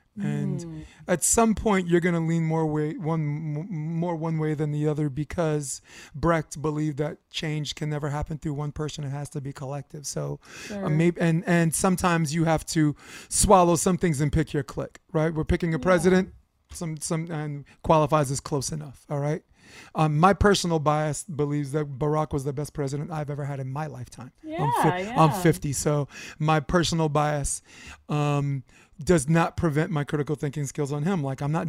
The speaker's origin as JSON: {"language": "English", "town": "New York City", "region": "New York", "country": "United States", "tie": "born or raised there", "said": "I grew up in Chester Court. The dead end street, you know, across from those on Flatbush on the other side."}